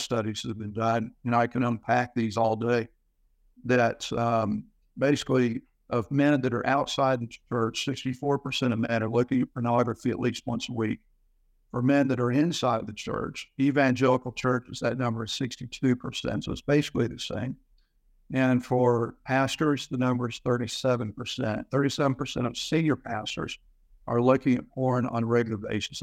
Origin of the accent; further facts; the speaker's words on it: Houston, Texas, United States; Came from Houston, was born there, raised there